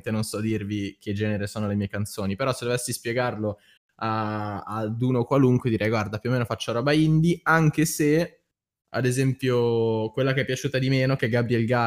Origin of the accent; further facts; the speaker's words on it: Lombardy, Italy; accent: Milanese dialect; io che parlo con dialetto milanese.